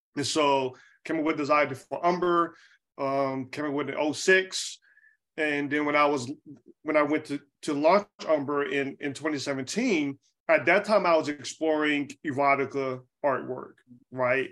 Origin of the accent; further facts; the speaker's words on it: Charlotte, North Carolina, United States; moved away as an adult; also born or lived in Atlanta; now in Oakland, United States; I'm from Charlotte, North Carolina. I grew up in, you know, North Carolina